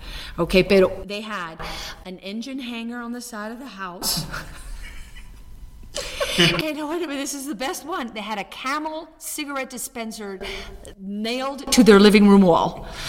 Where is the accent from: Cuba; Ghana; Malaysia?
Cuba; No, I speak Spanish. Oh, but you're from Mexico. No, I'm from Cuba. Oh, you're Cuban? Yeah.